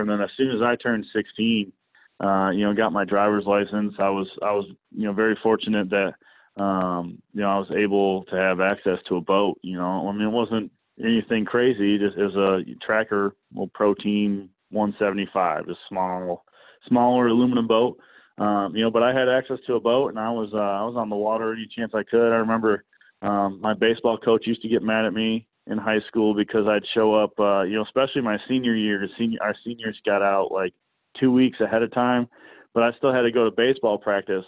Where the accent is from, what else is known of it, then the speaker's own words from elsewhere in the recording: Kalamazoo, Michigan, United States; I'm from Kalamazoo, Michigan. Uh, you know, grew up in the outdoor industry